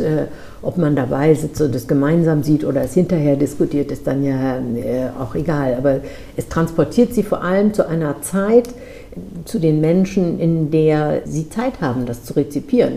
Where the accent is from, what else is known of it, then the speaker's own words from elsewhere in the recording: Lübeck, Schleswig-Holstein, Germany; in meiner Heimatstadt